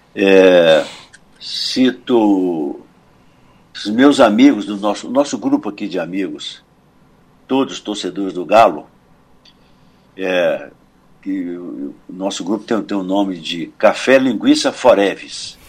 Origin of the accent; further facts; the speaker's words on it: São Domingos do Prata, Minas Gerais, Brazil; na minha terra, em São Domingos do Prata